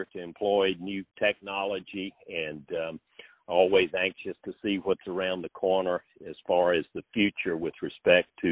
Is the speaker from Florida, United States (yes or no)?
no; Red House, Virginia, United States; from Knollcrest Farm in a little tiny crossroads of Red House, Virginia, in Southside, Virginia